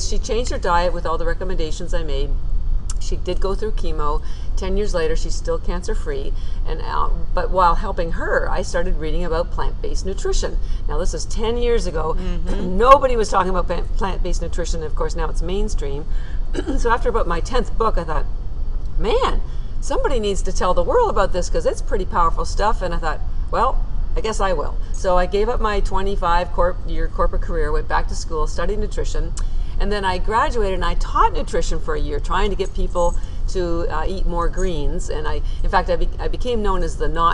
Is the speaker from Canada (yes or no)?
yes; Canada; moved away as an adult; now in Boston, United States